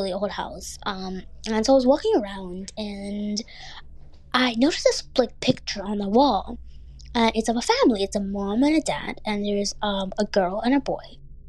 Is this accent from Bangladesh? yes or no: yes; Bangladesh; born there; I went to my home country of Bangladesh, where I was born, to visit family, since I do have family there.